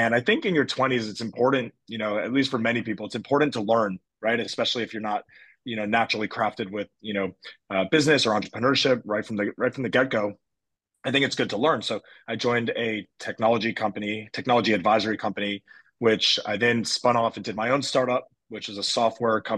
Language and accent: English; United States; accent: US; moved away as an adult; I am American, as if you can't tell from the US accent, if there is one